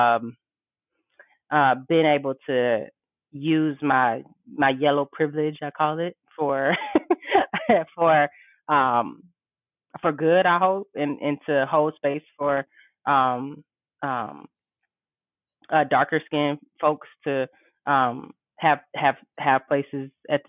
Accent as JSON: {"language": "English", "town": "Detroit", "region": "Michigan", "country": "United States", "tie": "born or raised there", "said": "I was raised in Detroit, went to DPS all my life"}